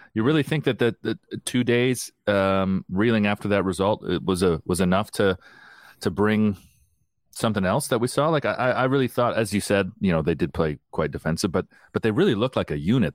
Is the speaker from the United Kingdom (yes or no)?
no; Canada; I'm Canadian, a British passport, American passport